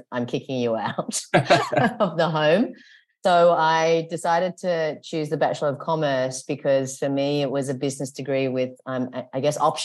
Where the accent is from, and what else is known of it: Australia; moved away as an adult; now in Hong Kong